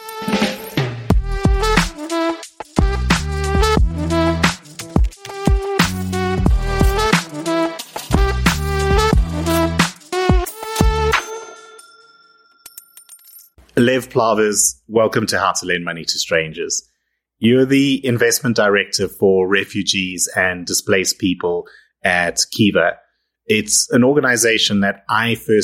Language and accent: English; Cape Town, Western Cape, South Africa; Cape Town, my hometown